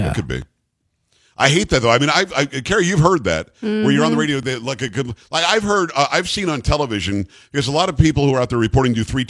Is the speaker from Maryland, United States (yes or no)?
no; South Florida, United States; moved away; I grew up in South Florida, where my mom still lives, and I still go back there often.